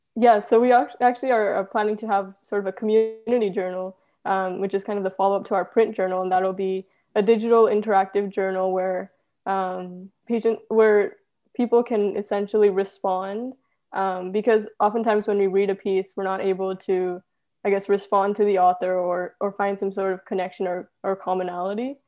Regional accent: Cerritos, California, United States; I'm actually from Cerritos, California

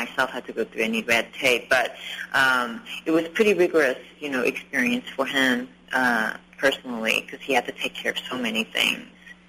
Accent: Los Angeles, California, United States; I started just writing a small story about a teenager growing up, an immigrant, you know, a girl growing up in Los Angeles, just based on my own experience.

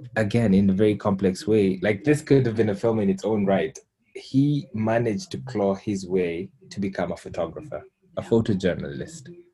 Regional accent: Kenya; as a Kenyan

